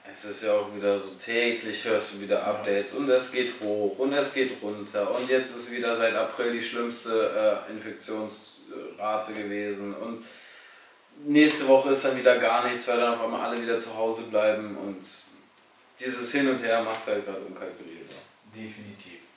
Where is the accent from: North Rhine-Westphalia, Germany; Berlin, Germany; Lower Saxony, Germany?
Lower Saxony, Germany; Salzgitter; bin noch in einem Fußballverein angemeldet, in meiner Heimatstadt in Salzgitter.